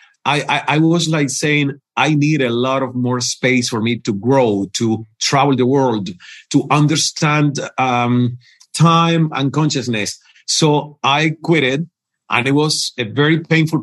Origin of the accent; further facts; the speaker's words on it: Cuba; first language Spanish; English is a second language; moved away as an adult; also born or lived in Toronto, Canada; I learned English when I was already 29 and I got from Cuba to Toronto.